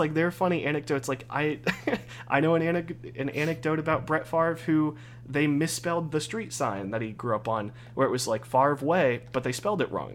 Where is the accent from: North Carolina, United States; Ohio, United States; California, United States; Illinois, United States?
Ohio, United States; I'm from Ohio